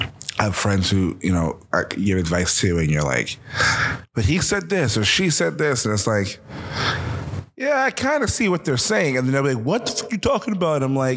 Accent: United States; also born or lived in New Jersey / Philadelphia, Pennsylvania; I'm from Jersey and Philadelphia, so I graduated with 775 kids.

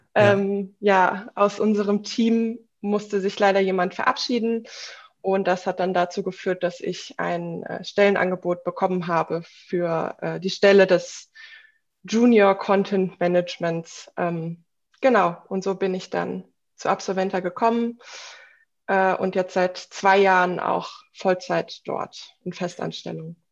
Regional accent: Offenbach am Main, Hesse, Germany; moved away as an adult; now in Berlin, Germany; ich komme ursprünglich aus Offenbach am Main in Hessen, bin dann nach dem ABI direkt nach Berlin gezogen

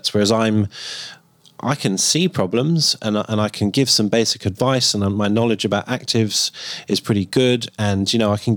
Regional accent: United Kingdom; I'm British

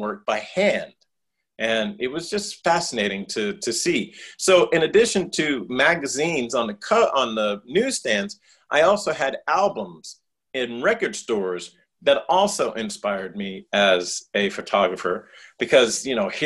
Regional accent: New York City, New York, United States; I grew up on Staten Island in New York City.

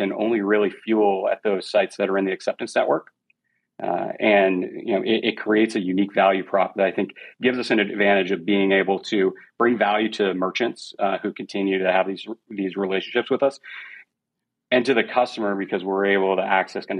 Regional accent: New England, coast of Maine, United States; I grew up in New England on the coast of Maine

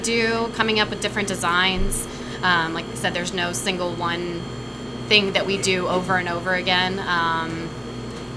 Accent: Florida, United States; also born or lived in Texas; now in Seattle, United States; I'm originally from Florida

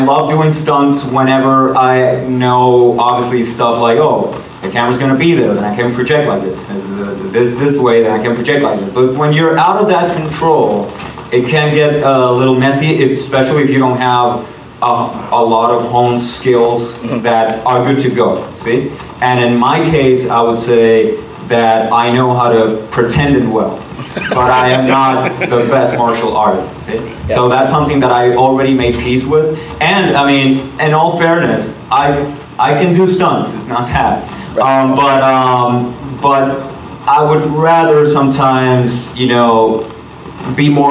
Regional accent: Puerto Rico; moved away; I'm from Puerto Rico

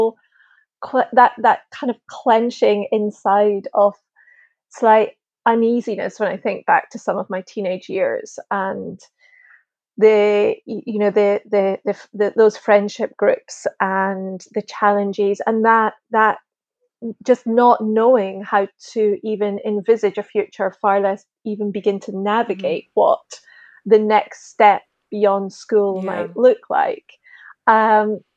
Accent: Linlithgow, Scotland, United Kingdom; A place called Linlithgow, which is outside of Edinburgh.

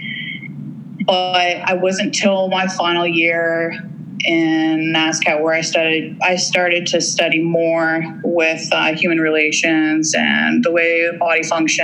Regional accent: Forest, Ontario, Canada; moved away; Oh, I grew up in a small town and in Ontario. It's was called Forest, Ontario.

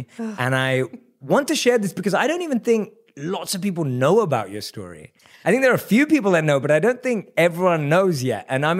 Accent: London, United Kingdom; I grew up in London. {S0} Right. {S1} That's where I was born and raised.

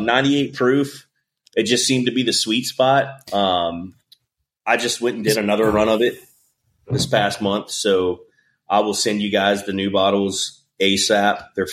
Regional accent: Blue Ridge Mountains of Virginia, United States; moved away; also born or lived in Lebanon; I'm from the Blue Ridge Mountains of Virginia. So, like, you know, moonshine and all that, that's in my blood, man.

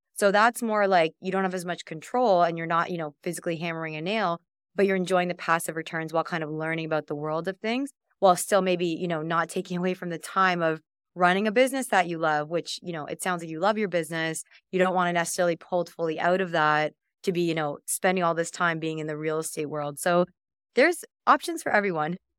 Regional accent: Canada; I'm from Canada

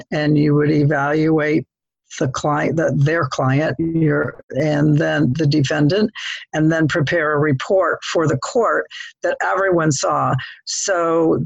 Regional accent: Toledo, Ohio, United States; moved away as an adult; also born or lived in Dayton, Ohio / Hilton Head / Zambia; now in The Villages, United States; I was raised in Toledo, Ohio

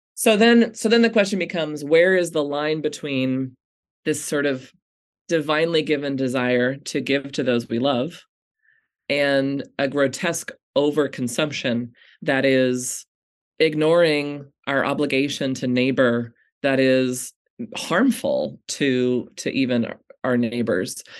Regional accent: United States; American Christians

